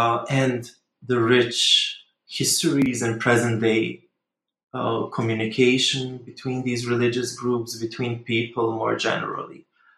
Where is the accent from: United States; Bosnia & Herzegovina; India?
Bosnia & Herzegovina; English is a second language; I am Bosnian. I'm from Bosnia. Actually, I was born in Yugoslavia, so slightly different country. But I am Bosnian